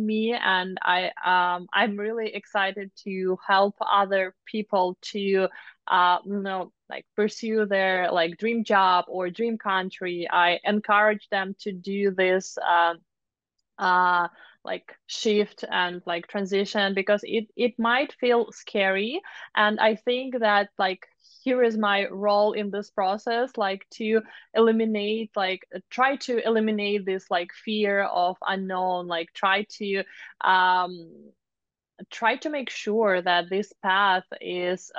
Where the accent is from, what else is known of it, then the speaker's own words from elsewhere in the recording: Moscow, Russia; moved away as an adult; now in United States; I'm from Moscow, Russia